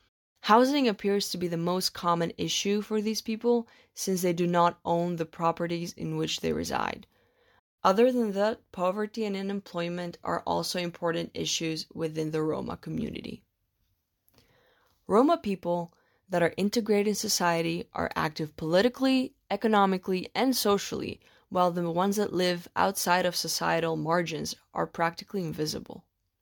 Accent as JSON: {"language": "English", "town": "Athens", "region": "Attica", "country": "Greece", "tie": "born or raised there", "said": "In Halandri, which is an area next to where I grew up in Athens"}